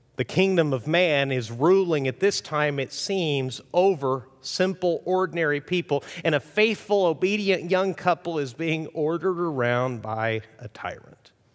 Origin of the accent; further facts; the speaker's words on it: Mexico; moved away; I grew up in Mexico